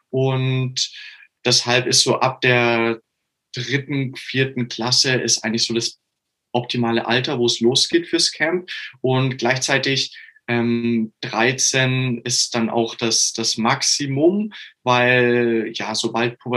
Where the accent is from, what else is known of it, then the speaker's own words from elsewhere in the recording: Augsburg, Bavaria, Germany; ich komme aus Augsburg.